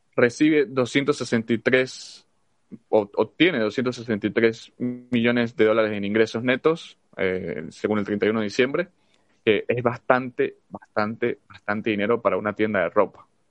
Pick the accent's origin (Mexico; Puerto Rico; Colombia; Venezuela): Venezuela; now in United States; nosotros somos de Venezuela